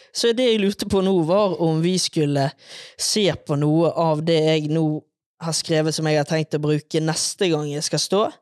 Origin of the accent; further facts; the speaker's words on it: Bergen, Vestland, Norway; now in Oslo, Norway; Som dere kanskje hører, så er jeg bergenser.